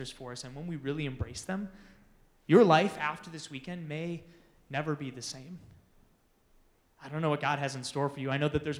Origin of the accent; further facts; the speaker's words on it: Manitowoc, Wisconsin, United States; moved away as an adult; now in Phoenix, United States; Specifically, I'm from a town called Manitowoc, Wisconsin